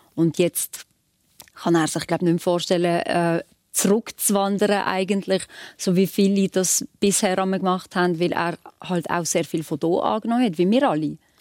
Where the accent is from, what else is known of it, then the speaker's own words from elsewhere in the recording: Switzerland; also born or lived in Kosovo; so Albanerin in der Schweiz